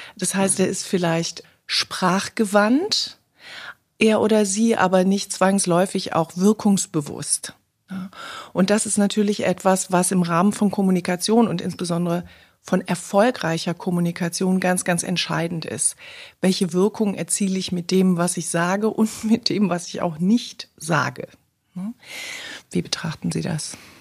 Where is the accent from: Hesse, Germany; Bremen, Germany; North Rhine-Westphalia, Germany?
North Rhine-Westphalia, Germany; Cologne; heute sind wir in Kölle, meiner Heimatstadt